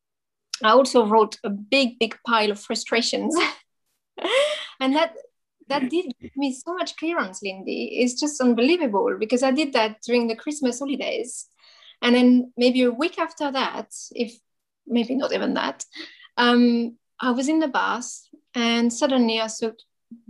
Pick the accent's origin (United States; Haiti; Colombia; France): France; accent: French; moved away as an adult; now in United Kingdom; I'm French, as you probably hear from my accent, but I live in the UK for many years now.